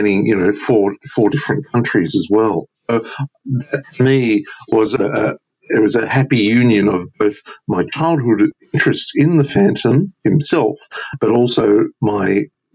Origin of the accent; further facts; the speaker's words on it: Australia; as a kid growing up in Australia